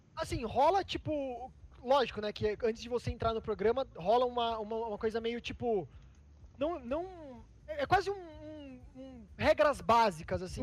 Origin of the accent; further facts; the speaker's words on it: Votorantim, São Paulo, Brazil; moved away as an adult; now in São Paulo, Brazil; Em Sorocaba, que é uma cidade muito pequena, que é de onde eu sou, né? Votorantim, que é menor ainda, do lado de Sorocaba.